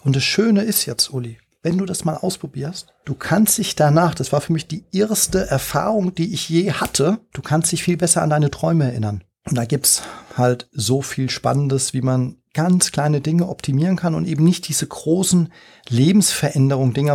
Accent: Frankfurt, Hesse, Germany; moved away as an adult; also born or lived in China; als Frankfurter

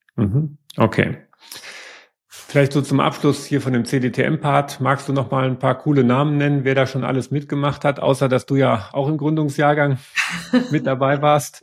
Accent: Germany; als Deutsche

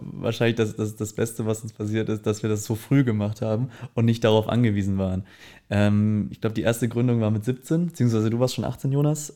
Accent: Herford, North Rhine-Westphalia, Germany; moved away as an adult; now in Cologne, Germany; ich komme aus Herford, ähm, bin mit 18 dann aber relativ zeitnah nach Köln gezogen

